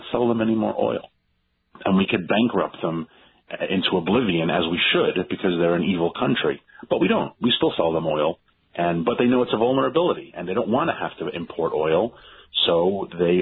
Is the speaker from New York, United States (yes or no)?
yes; New York, United States; I grew up in New York